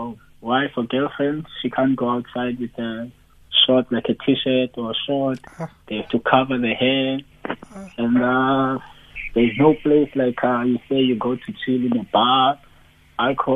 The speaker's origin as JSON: {"language": "English", "town": "Cape Town", "region": "Western Cape", "country": "South Africa", "also_born_or_lived": "Belgium", "moved": "as an adult", "lives_now": "Iran", "said": "we're both from Khayelitsha."}